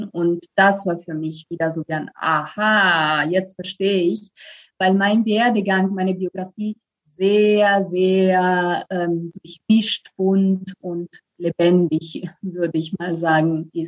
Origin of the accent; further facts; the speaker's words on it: Italy; now in Berlin, Germany; ich komme ursprünglich aus Italien. Also ich lebe seit zehn Jahren in Berlin.